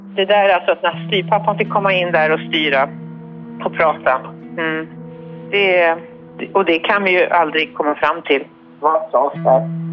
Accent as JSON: {"language": "Swedish", "country": "Sweden", "said": "vi svenskar"}